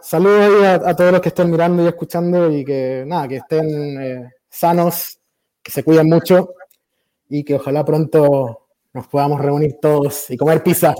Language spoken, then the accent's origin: Spanish; Chile; moved away as an adult; also born or lived in Mexico; now in United States; De Chile